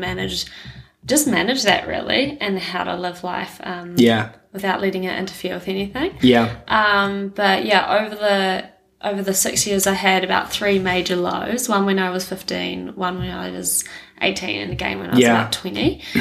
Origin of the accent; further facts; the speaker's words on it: Nelson, New Zealand; also born or lived in Dunedin, New Zealand; I'm from Nelson